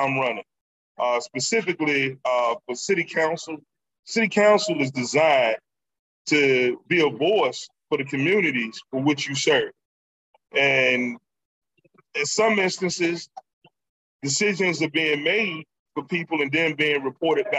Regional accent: Norfolk, Virginia, United States; growing up in Norfolk

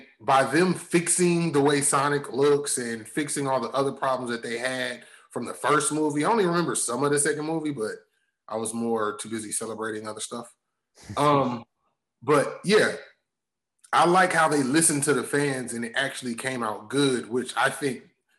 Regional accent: Atlanta, Georgia, United States; … because I'm from Atlanta.

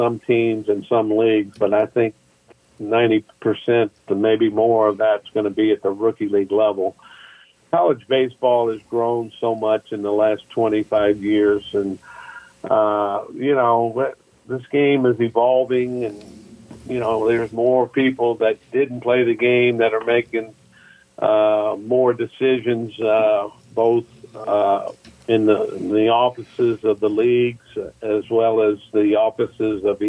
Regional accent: Biloxi, Mississippi, United States; my hometown

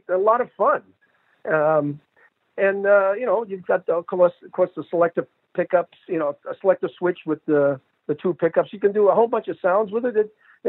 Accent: Boston, Massachusetts, United States; And I'm from Boston

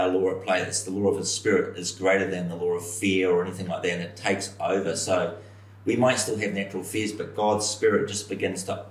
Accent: New Zealand; from New Zealand

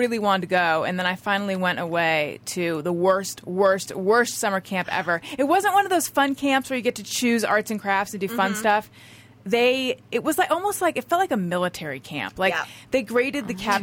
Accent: Orange County, California, United States; moved away; also born or lived in New York; I'm from Orange County, California originally, but I did live in New York for 9 years.

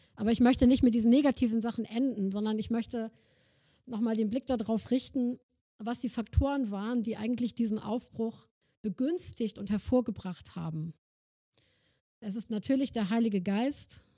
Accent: Germany; also born or lived in Northern Germany; wir als Deutsche

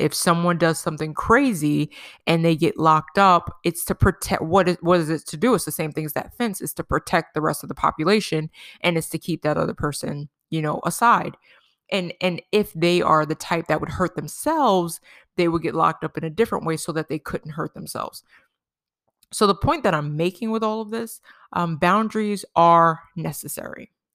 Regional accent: New York, United States; when we were growing up in New York

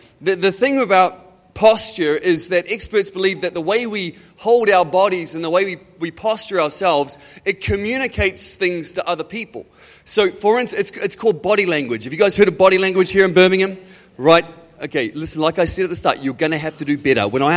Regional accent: Auckland, New Zealand; I am from Auckland, New Zealand.

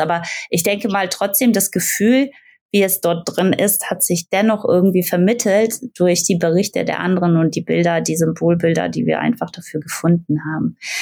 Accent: Aachen, North Rhine-Westphalia, Germany; now in Frankfurt, Germany; ich komme aus Aachen, also ich bin jetzt in Frankfurt, aber ich komme aus Aachen

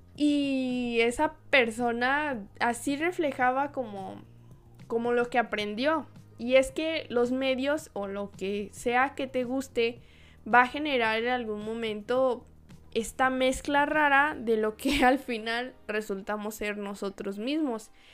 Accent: Guadalajara, Jalisco, Mexico; desde mi tierra natal, Guadalajara, Jalisco

